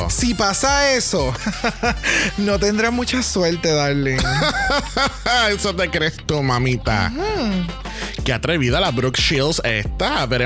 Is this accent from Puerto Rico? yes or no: yes; Puerto Rico; tengo 30 años y soy de Puerto Rico.